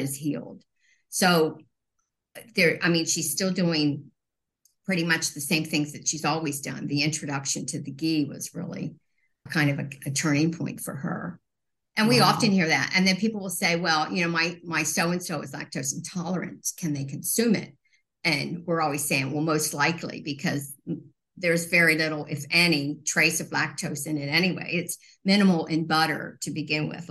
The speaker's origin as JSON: {"language": "English", "area": "Lancaster County", "region": "Pennsylvania", "country": "United States", "said": "We're from Lancaster County, Pennsylvania, and this is truly like a magical food oasis"}